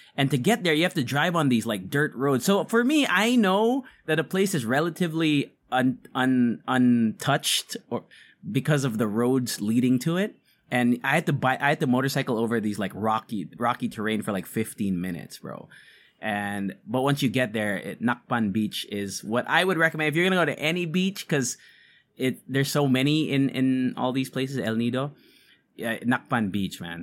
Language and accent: English; Philippines; we're Filipino podcasters